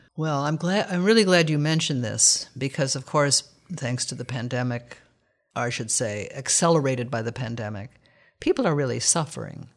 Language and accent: English; United States; We are American Westerners